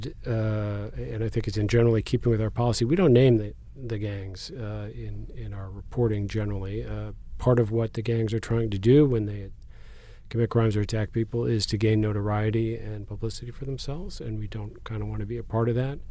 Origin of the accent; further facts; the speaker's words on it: outside of Chicago, Illinois, United States; now in San Diego, United States; I grew up outside of Chicago